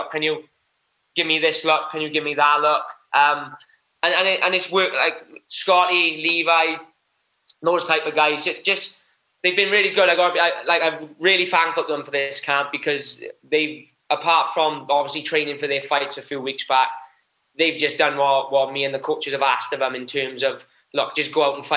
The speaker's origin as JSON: {"language": "English", "country": "United Kingdom", "said": "we're British"}